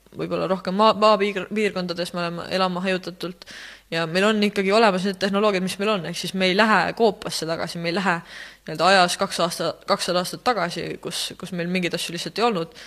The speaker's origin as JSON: {"language": "Estonian", "town": "Rakvere", "region": "Lääne-Viru County", "country": "Estonia", "said": "ma olen muidu Rakverest"}